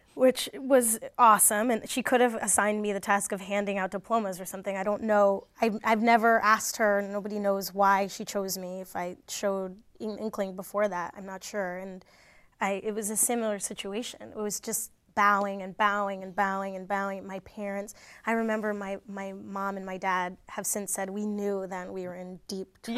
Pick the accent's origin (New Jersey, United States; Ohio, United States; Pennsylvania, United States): New Jersey, United States; I grew up in New Jersey